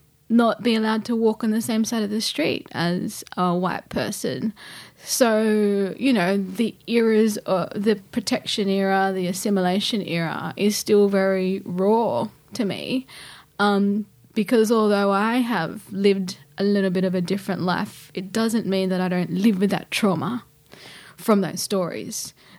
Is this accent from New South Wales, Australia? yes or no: yes; Gilgandra, New South Wales, Australia; Yeah, I'm Wiradjuri Wailwan, born and raised in Gilgandra, Western New South Wales.